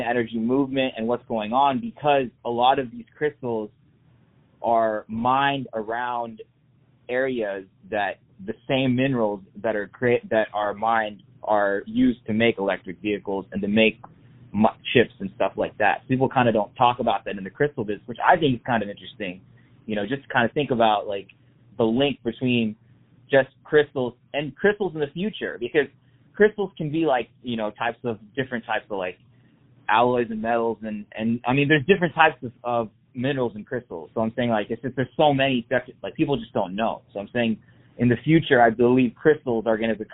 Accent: Texas, United States; We're from Texas

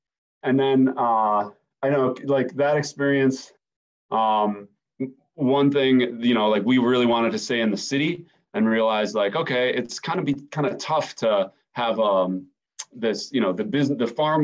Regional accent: Milwaukee, Wisconsin, United States; moved away as an adult; also born or lived in Chicago / Madison / Federated States of Micronesia; I'm originally from Milwaukee

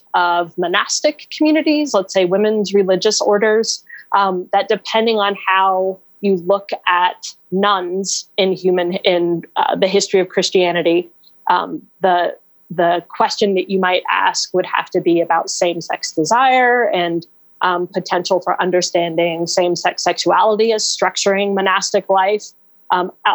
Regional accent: Raleigh, North Carolina, United States; my hometown of Raleigh, North Carolina.

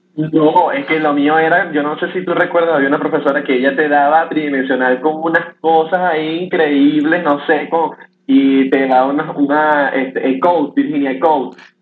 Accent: Cumaná, Sucre, Venezuela; moved away as an adult; also born or lived in Valencia, Venezuela; now in Chile; la familia de él vive en Valencia, pero la familia de mi mamá este, vive en Cumaná

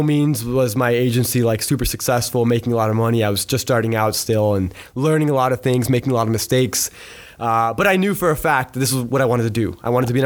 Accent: Pembroke Pines, Florida, United States; I was born and raised in a town called Pembroke Pines

